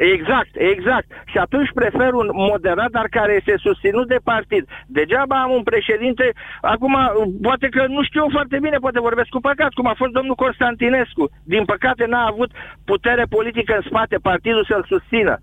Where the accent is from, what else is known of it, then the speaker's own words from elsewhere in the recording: Romania; now in United States; ca român m-am dus în America